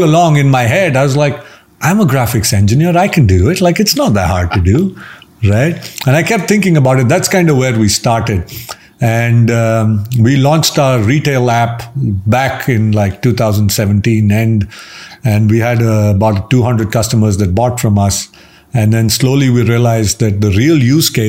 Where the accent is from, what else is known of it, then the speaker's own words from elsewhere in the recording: India; So I'm Indian. We live with our parents even when we're older. Uh-huh. That's our culture